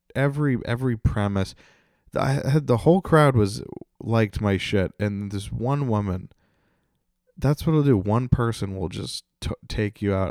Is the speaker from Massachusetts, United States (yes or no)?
yes; North Attleboro, Massachusetts, United States; my hometown, North Attleboro